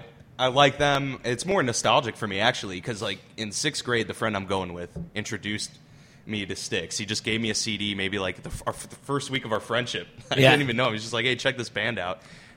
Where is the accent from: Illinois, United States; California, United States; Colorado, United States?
Illinois, United States; Crystal Lake; moved away as an adult; also born or lived in Addison, Illinois / Normal, Illinois / Rockford, Illinois; now in Quad Cities, United States; I grew up for the first 8 years of my life in Addison, Illinois, about 15 minutes outside of Chicago. And then we moved to Crystal Lake when I was in a second grade, I guess, third grade maybe, and lived there my whole life.